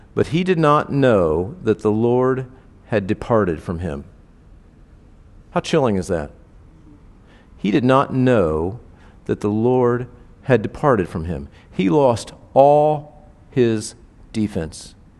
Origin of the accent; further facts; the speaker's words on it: Indianapolis, Indiana, United States; I grew up in Indianapolis